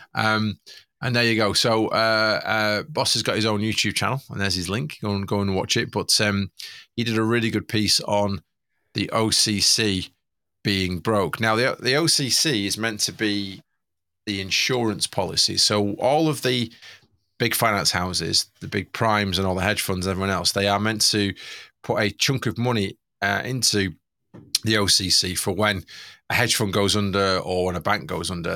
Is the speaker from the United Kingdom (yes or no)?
yes; Manchester, North West England, United Kingdom; I'm from Manchester